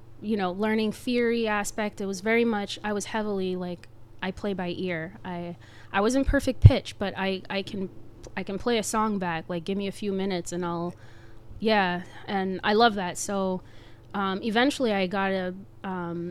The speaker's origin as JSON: {"language": "English", "town": "Montreal", "region": "Quebec", "country": "Canada", "tie": "born or raised there", "moved": "as an adult", "lives_now": "Boston, United States", "said": "I'm originally from Montreal, born and raised."}